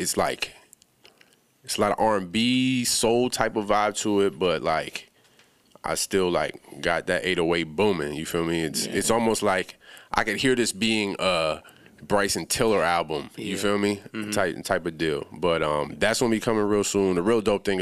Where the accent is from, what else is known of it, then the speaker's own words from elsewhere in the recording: Bahamas; moved away; I'm originally from the Bahamas